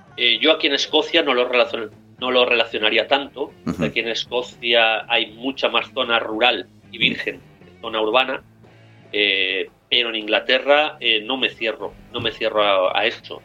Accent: Spain; moved away as an adult; also born or lived in United States; now in Glasgow, United Kingdom; nací en España, hablo español más o menos bien, pero, realmente me siento mucho más escocés

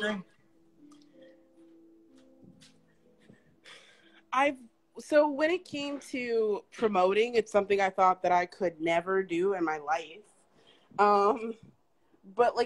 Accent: Midwest, United States; now in New York, United States; I'm originally from the Midwest area.

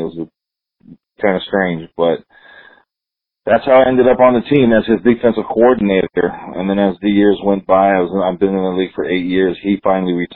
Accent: Torrance, California, United States; also born or lived in Hawaii; I was born in Torrance, California. I went to Carson High School, graduated in 1986

